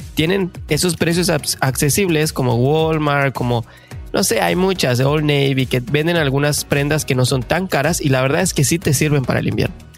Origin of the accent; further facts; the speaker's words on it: Mexico; now in Canada; buenos mexicanos